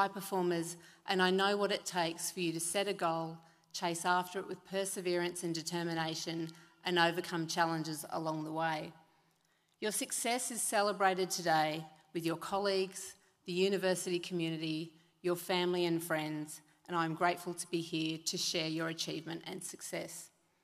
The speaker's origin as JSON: {"language": "English", "area": "Sunshine Coast", "region": "Queensland", "country": "Australia", "tie": "born or raised there", "said": "I grew up on the Sunshine Coast"}